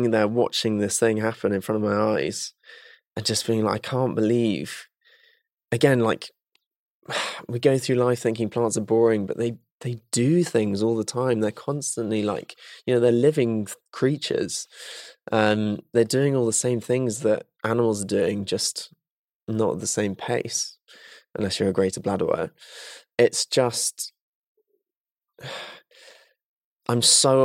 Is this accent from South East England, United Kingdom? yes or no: no; Salisbury, South West England, United Kingdom; I grew up just outside of Salisbury in Wiltshire.